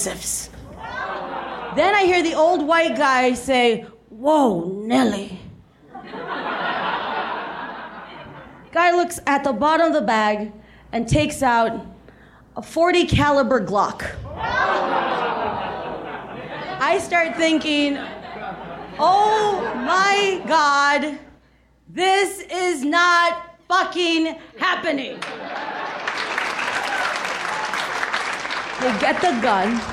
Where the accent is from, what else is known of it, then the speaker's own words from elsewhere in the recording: South Texas, United States; moved away as an adult; also born or lived in New York; I grew up in South Texas, and I grew up with Mexicans. So then when I moved to New York